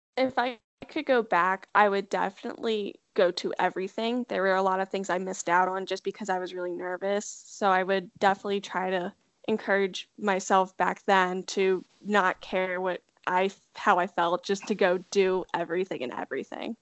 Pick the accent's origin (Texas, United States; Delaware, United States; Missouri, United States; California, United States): Delaware, United States; I'm from Delaware, one of my friends who went to my high school also went to UD as well